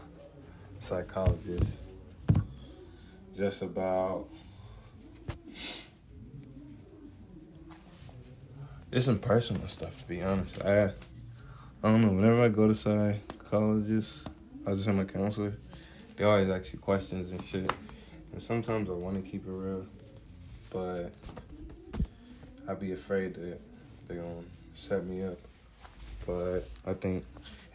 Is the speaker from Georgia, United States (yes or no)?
yes; Decatur, Georgia, United States; I'm from Decatur, East Atlanta, Zone 6